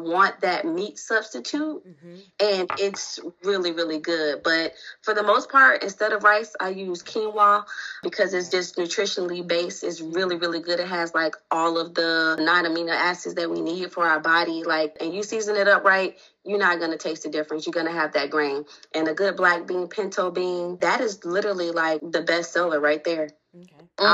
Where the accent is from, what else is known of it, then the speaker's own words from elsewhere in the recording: South Florida, United States; now in Atlanta, United States; I'm from South Florida